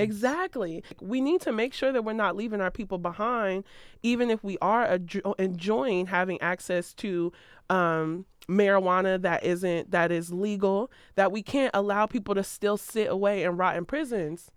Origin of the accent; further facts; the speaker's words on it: Ohio, United States; moved away; I'm from Ohio. I rep Ohio.